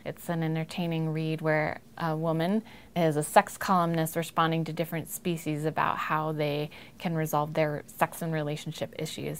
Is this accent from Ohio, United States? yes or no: yes; Hudson, Ohio, United States; also born or lived in Rochester, New York; now in Missoula, United States; I grew up in Hudson, Ohio mostly, and now I live in Missoula, Montana